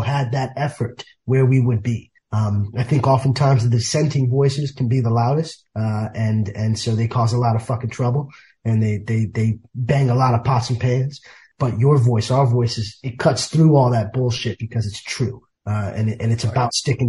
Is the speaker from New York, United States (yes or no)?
yes; New York City, New York, United States; grew up in the South Bronx